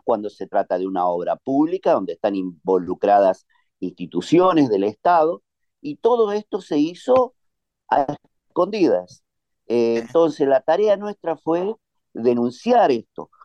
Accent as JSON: {"language": "Spanish", "region": "Neuquén", "country": "Argentina", "said": "nuestra provincia"}